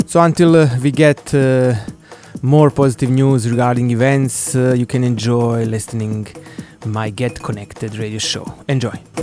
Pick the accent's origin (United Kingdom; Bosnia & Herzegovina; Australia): Bosnia & Herzegovina; Banja Luka, Republika Srpska; my hometown Banja Luka